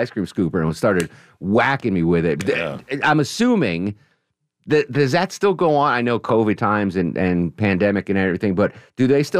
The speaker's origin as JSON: {"language": "English", "region": "Wisconsin", "country": "United States", "tie": "born or raised there", "said": "As a girl growing up in Wisconsin, picture day a big deal in Wisconsin and for a girl?"}